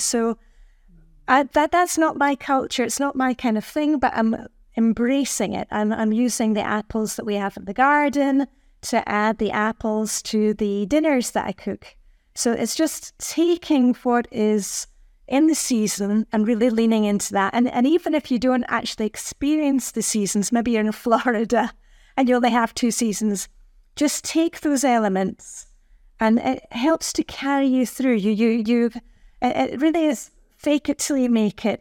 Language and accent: English; Edinburgh, Scotland, United Kingdom; moved away as an adult; also born or lived in Luxembourg; now in Denmark; I'm from Edinburgh, Scotland, where it's also very dark and cold in the winter